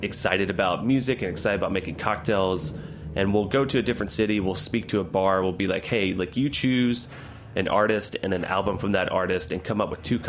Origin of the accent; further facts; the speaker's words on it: Kentucky, United States; I grew up in Kentucky